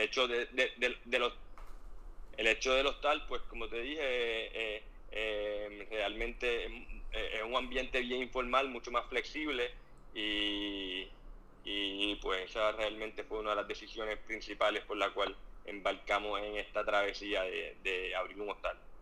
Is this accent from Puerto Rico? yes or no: yes; Puerto Rico; soy puertorriqueño, orgulloso boricua